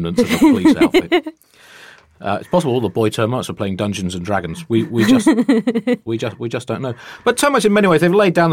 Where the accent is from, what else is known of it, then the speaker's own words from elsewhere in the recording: United Kingdom; speaking as a Brit